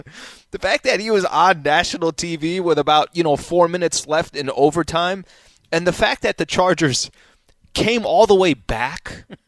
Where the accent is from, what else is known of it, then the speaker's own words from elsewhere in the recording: San Diego, California, United States; I'm from San Diego, so I have a heart for the city that I was born and raised in, right?